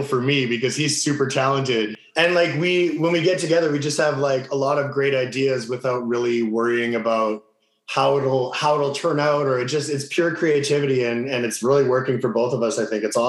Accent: Winnipeg, Manitoba, Canada; Born and raised Winnipeg

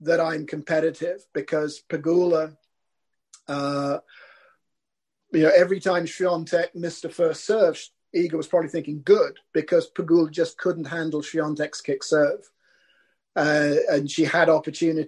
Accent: United Kingdom; as a Brit

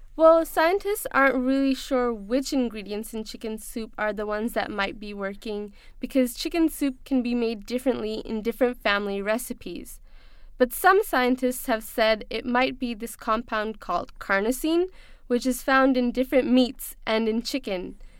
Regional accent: Pakistan; growing up in Pakistan, we had a similar home remedy

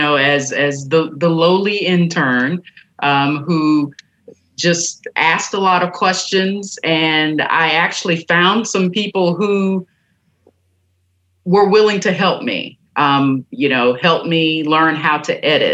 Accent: Stanton, Tennessee, United States; I grew up in Haywood County in a tiny town named Stanton

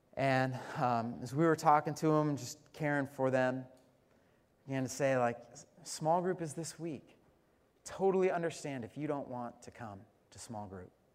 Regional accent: Colorado, United States; I'm from Colorado

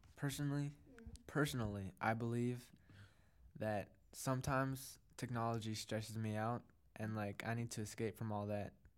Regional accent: Pagsanghan, Eastern Visayas, Philippines; moved away; I went back to the Philippines to my hometown

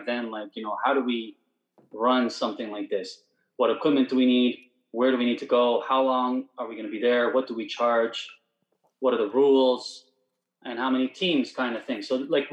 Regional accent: Vaughan, Ontario, Canada; So we're from Toronto, Ontario, Canada, Vaughan, smaller, subpart

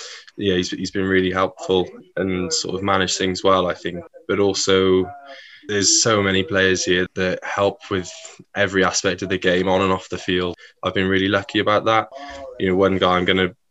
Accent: South Wales, United Kingdom; also born or lived in Crowborough, East Sussex; I was born in Crowborough and then pretty much immediately moved to South Wales. So I've lived in Wales pretty much all my life

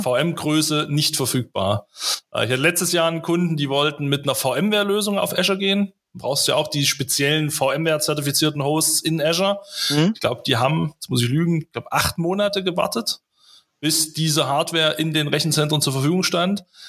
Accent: Weimar, Thuringia, Germany; ich komme ja hier aus Thüringen

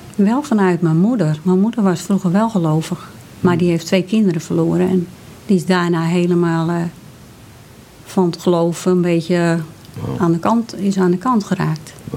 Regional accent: Hoorn, North Holland, Netherlands; ik ben geboren in Horen

